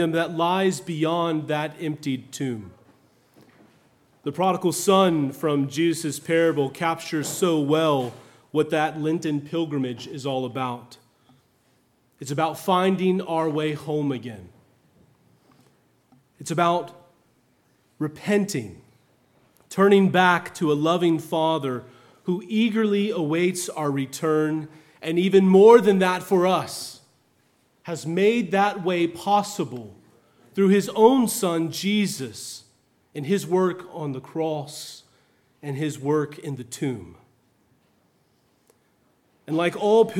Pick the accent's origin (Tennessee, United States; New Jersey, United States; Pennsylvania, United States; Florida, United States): Florida, United States; also born or lived in upstate New York; I'm from Florida